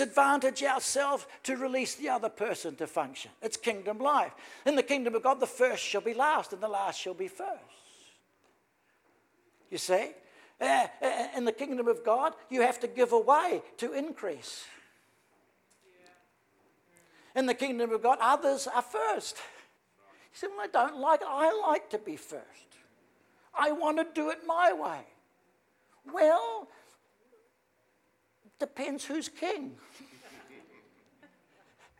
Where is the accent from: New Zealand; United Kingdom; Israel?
New Zealand; I'm from New Zealand